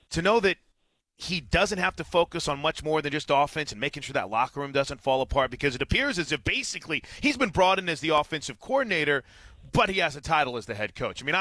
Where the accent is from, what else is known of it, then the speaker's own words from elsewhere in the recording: St. Louis, Missouri, United States; well, I'm I'm a I grew up in St. Louis, so Bob, I remember watching this team